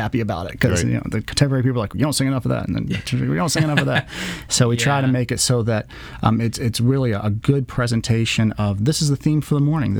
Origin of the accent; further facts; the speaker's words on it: College Station, Texas, United States; I go to my wife, as I'm from College Station, and she took me to a Texas A&M game for the first time